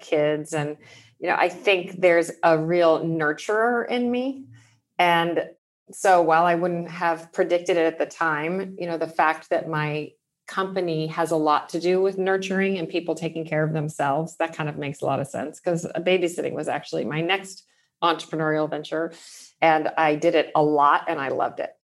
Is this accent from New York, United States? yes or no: no; Pasadena, California, United States; I grew up in Pasadena in Southern California.